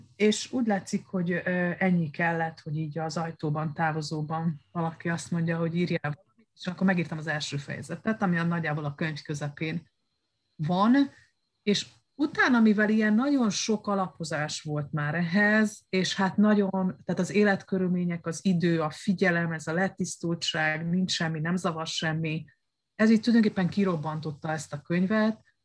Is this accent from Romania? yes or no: yes; Romania; moved away as an adult; also born or lived in Hungary / Spain; ez a romániai eh, diktatúra, amiben nevelkedtem